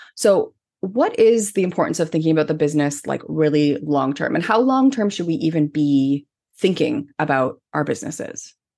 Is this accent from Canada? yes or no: yes; Canada; I'm Canadian